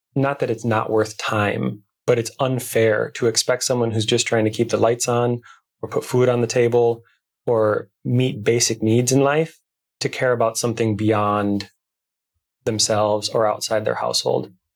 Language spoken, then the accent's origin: English; Minnesota, United States; I'm from Minnesota, right? We're in the Midwest. And even though I'm in the Twin Cities